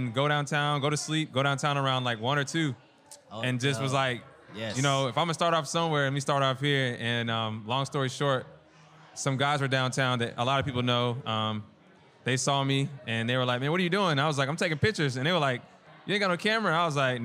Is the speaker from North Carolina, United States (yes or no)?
yes; Charlotte, North Carolina, United States; I'm a native from Charlotte. Born and raised